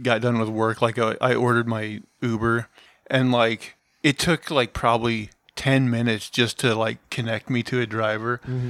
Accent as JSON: {"language": "English", "region": "Montana", "country": "United States", "tie": "born or raised there", "moved": "yes", "lives_now": "Portland, United States", "said": "we're from Montana"}